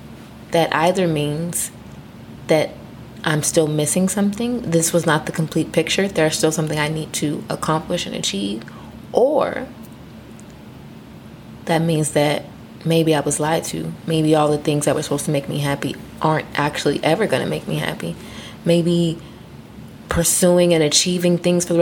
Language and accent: English; Texas, United States; moved away as an adult; now in Maryland, United States; I'm from Texas. Moved up here from Texas.